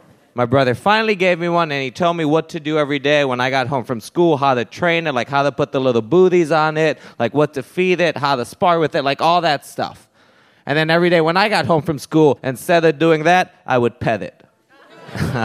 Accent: Puerto Rico; moved away; I grew up there. I did. And this is a thing growing up in Puerto Rico

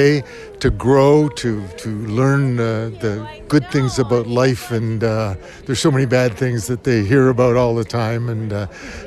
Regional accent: Canada; as a Canadian kid

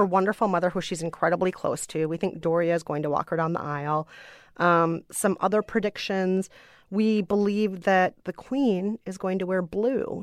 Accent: United States; I am an American woman of color

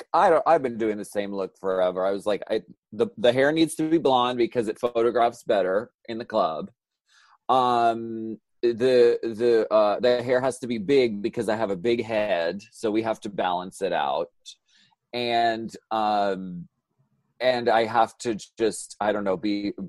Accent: Pennsylvania, United States; I'm from Pennsylvania

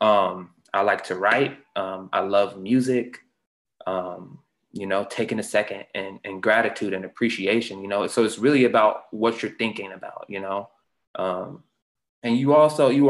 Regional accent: Houston, Texas, United States; moved away; also born or lived in Seattle, Washington; I grew up in Texas, Houston, Texas. I was born in Houston, Texas.

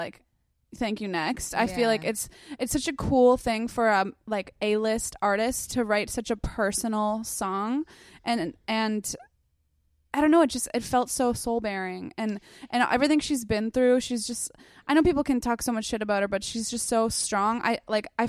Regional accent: South Shore, Massachusetts, United States; moved away as an adult; now in Los Angeles, United States; Boston, where I grew up and spent a lot of time

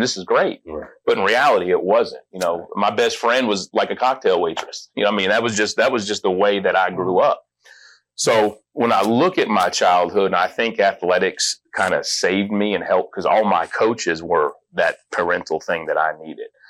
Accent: Las Vegas, Nevada, United States; I grew up in Las Vegas

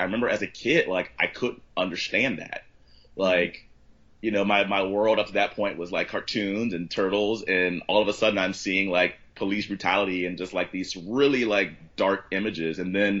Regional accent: Southern US, United States; And so I think kind of growing up in the South, you kind of get these really like you just kind of leave with these sort of weird, like, I love it, but then I feel the need sometimes to get away from it.

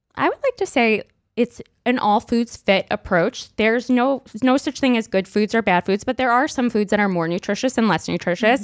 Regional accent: New York City, New York, United States; I grew up in Brooklyn

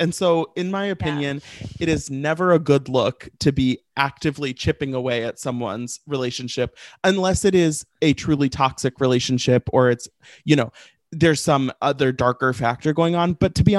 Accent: St. Louis, Missouri, United States; I'm from St. Louis.

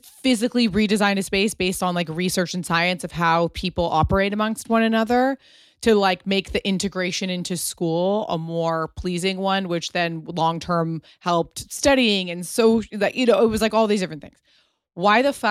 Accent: Pasadena, California, United States; A friend of mine that I grew up with in Pasadena

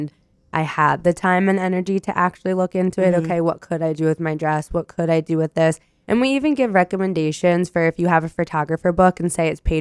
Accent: Philadelphia, Pennsylvania, United States; We're from Philadelphia

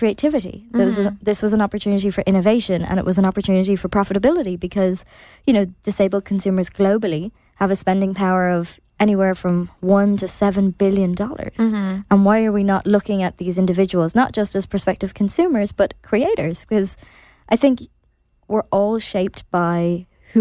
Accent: Ireland; as Irish people

